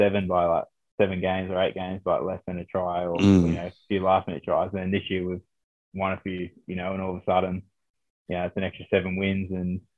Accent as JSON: {"language": "English", "town": "Sydney", "region": "New South Wales", "country": "Australia", "tie": "born or raised there", "moved": "as an adult", "lives_now": "Gloucester, United Kingdom", "said": "So I'm Aussie. I was born in Oz. My mum's Australian. I was born in Sydney, but my dad's from Christchurch in New Zealand."}